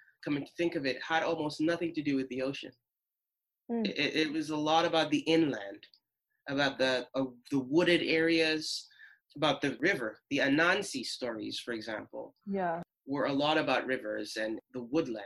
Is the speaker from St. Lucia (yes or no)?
yes; St. Lucia; moved away; The first formative years of my life, I grew up in St. Lucia